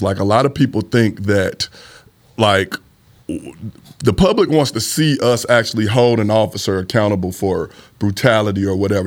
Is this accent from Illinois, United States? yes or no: no; St. Louis, Missouri, United States; I grew up in the Fountain Park neighborhood.